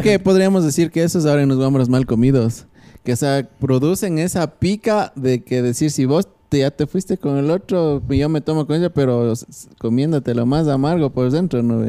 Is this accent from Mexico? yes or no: no; Ecuador; así somos los ecuatorianos.